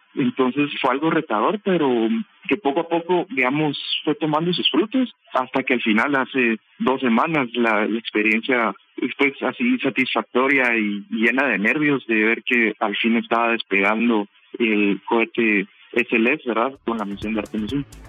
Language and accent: Spanish; Guatemala; nosotros siendo jóvenes guatemaltecos